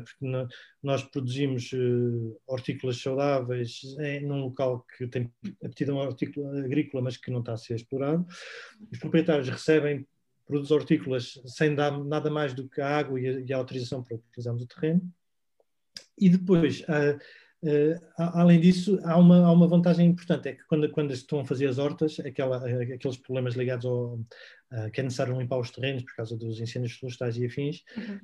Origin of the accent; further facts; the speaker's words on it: Sintra, Lisbon, Portugal; nós somos de Sintra, vivemos na zona de Colares